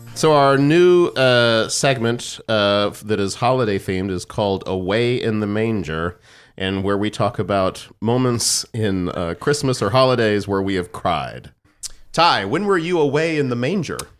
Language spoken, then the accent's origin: English; San Antonio, Texas, United States; growing up in San Antonio, it's never that cold